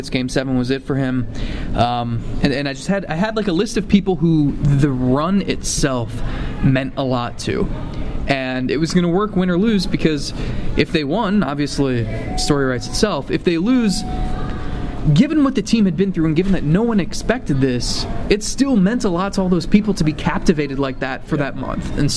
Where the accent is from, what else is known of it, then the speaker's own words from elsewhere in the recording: Cleveland, Ohio, United States; And we're both from Cleveland.